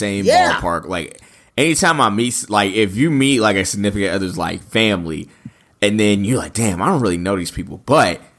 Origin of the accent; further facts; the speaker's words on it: Maryland, United States; now in North Carolina, United States; grew up in Maryland